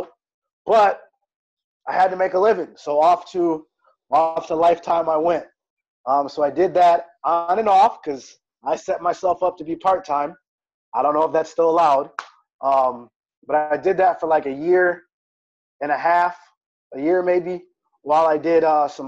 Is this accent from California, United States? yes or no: no; Wisconsin, United States; moved away as an adult; also born or lived in South Florida; moving back to the Midwest, because I'm originally from Wisconsin